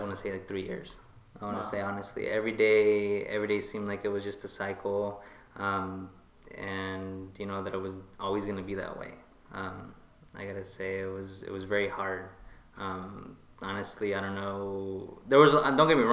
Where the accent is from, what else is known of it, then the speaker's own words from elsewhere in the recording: Tijuana, Baja California, Mexico; now in United States; we're from Mexico, from Tijuana.